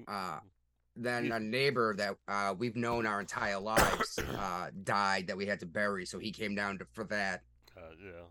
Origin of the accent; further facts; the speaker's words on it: South Shore of Massachusetts, United States; growing up in the South Shore of Massachusetts, we were 617 like Boston